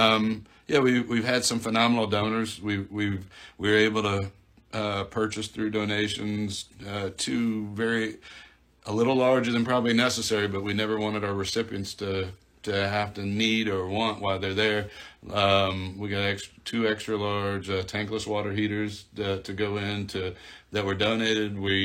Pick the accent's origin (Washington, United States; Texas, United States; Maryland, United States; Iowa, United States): Iowa, United States; moved away; I grew up in Iowa and am a Hawkeye fan